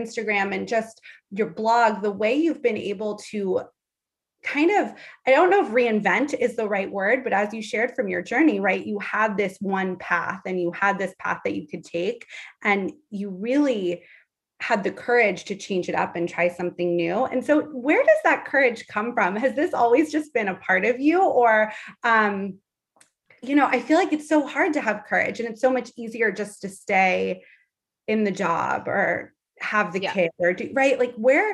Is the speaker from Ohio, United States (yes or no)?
no; Los Angeles, California, United States; Allie and I are both in California, and I grew up in Los Angeles.